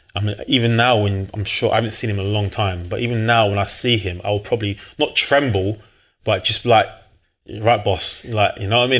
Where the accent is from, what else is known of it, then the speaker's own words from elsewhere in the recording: London, United Kingdom; also born or lived in Blackheath, London / Manchester; I'm from South East London, New Cross originally.